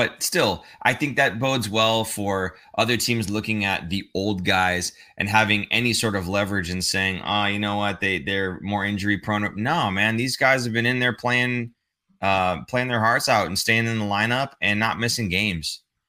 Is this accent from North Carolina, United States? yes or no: no; Minnesota, United States; I'm from Minnesota.